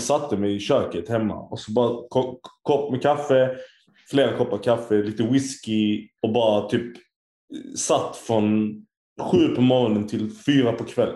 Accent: Turkey; jag är turk

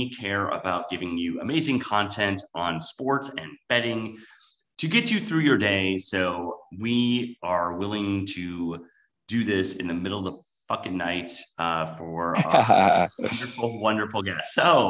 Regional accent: Wisconsin, United States; moved away; I grew up in Wisconsin. Which was pretty much also not quite as bad as Kansas or Oklahoma, but still pretty much Tornado Alley.

